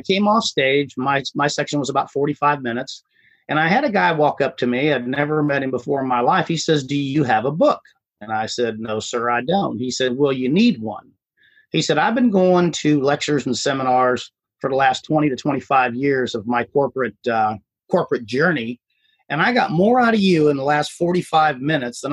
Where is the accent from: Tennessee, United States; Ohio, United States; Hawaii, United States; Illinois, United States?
Ohio, United States; moved away as an adult; now in Houston, United States; I was born and raised in Ohio